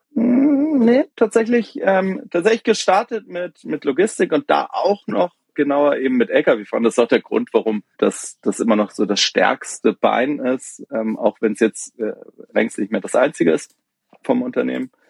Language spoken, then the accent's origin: German; Hamburg, Germany; moved away as an adult; ich komme aus Hamburg, auch gebürtig, habe hab allerdings viele Jahre im Ausland gelebt, also bin zum Studium aus Hamburg raus